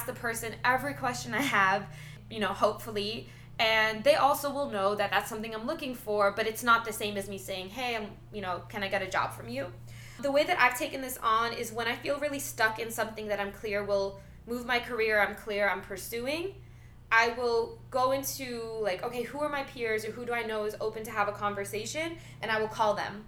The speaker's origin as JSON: {"language": "English", "region": "New York", "country": "United States", "moved": "yes", "said": "I'm from New York"}